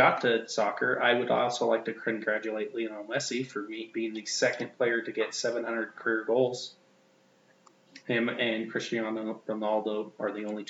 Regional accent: United States; As being an American

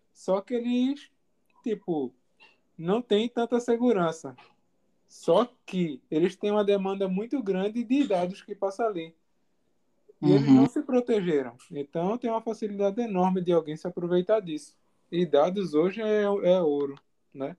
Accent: Jaboatão dos Guararapes, Pernambuco, Brazil; onde eu moro. Sou de Jaboatão.

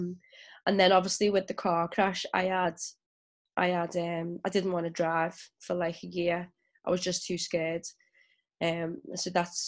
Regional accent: England, United Kingdom; also born or lived in Ukraine / Ghana; so I'm mixed race and then my mum's white, my dad is black. And I grew up in England, the Ukraine and Ghana.

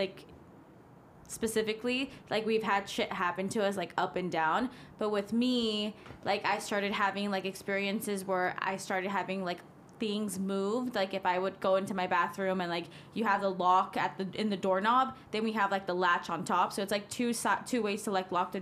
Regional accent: Mérida, Yucatán, Mexico; moved away; I'm from Merida, so I'm like the peninsula of Mexico.

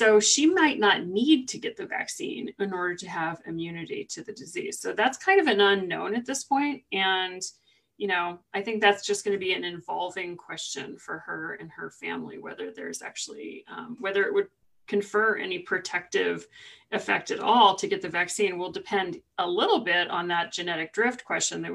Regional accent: California, United States; moved away; I'm from California

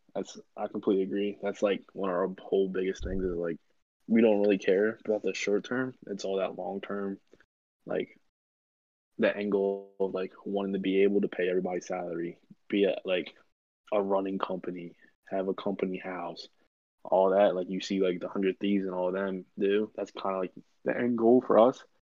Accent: Baltimore, Maryland, United States; we're from Baltimore, Maryland

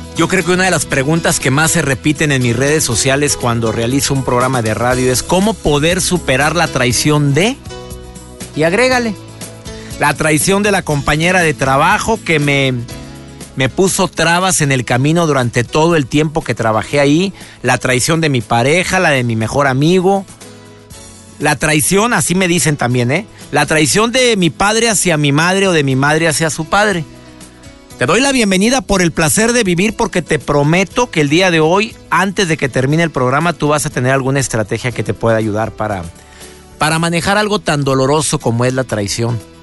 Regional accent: Monterrey, Nuevo León, Mexico; mi querido Monterrey, de donde soy originario.

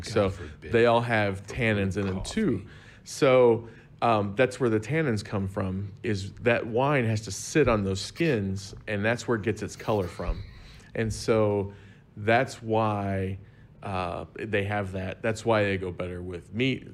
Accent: Southern Illinois, United States; I am from Southern Illinois

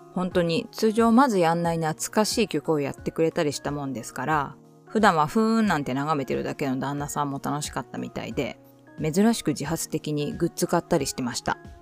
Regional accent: Shizuoka, Japan; 地元が静岡の私

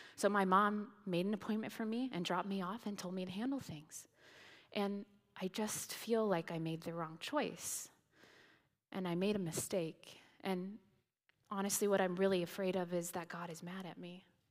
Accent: Indiana, United States; moved away; I grew up in Indiana

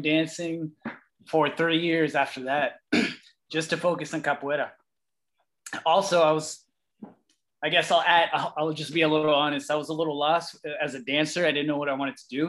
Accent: Miami, Florida, United States; I'm from Miami, Florida

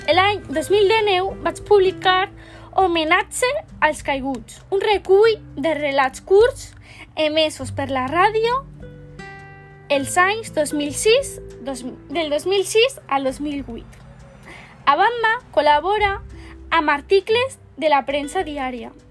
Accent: Barcelona, Catalonia, Spain; born there; Vaig néixer a Barcelona el 11 de juliol de 1965 vaig estudiar antropologia a la Universitat de Barcelona.

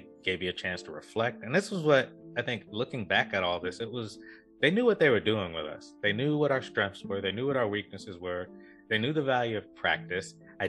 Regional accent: Norfolk, Virginia, United States; growing up in Norfolk, growing up in not a great neighborhood

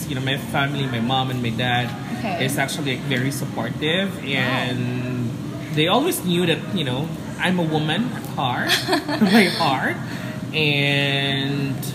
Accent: Iligan, Northern Mindanao, Philippines; moved away as an adult; now in Cebu, Philippines; Oh yeah, I'm actually from Mindanao. I'm from Iligan City.

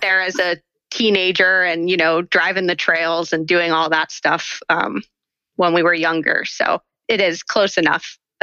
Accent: around the Pine Barrens, New Jersey, United States; I grew up in South Jersey uh, around the Pine Barrens

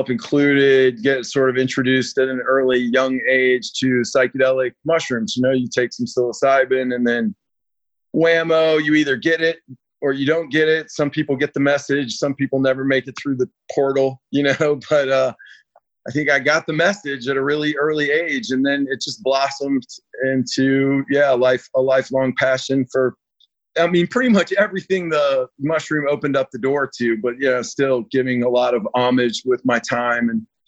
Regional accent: Atlanta, Georgia, United States; moved away as an adult; also born or lived in North Carolina; now in California, United States; I grew up in Atlanta, Georgia.

